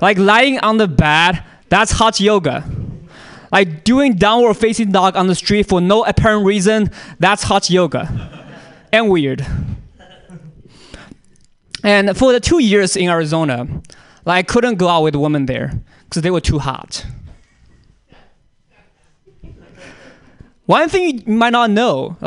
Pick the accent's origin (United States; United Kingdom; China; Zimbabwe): China; moved away; I'm from China